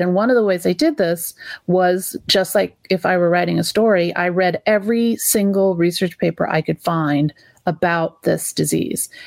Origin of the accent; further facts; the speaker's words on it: California, United States; we're California parents. We came from California parents who came from California parents